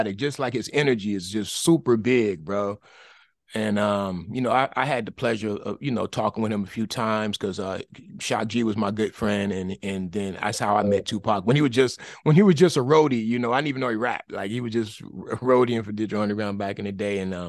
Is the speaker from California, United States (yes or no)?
yes; Oakland, California, United States; I grew up in East Oakland and in the straight up hood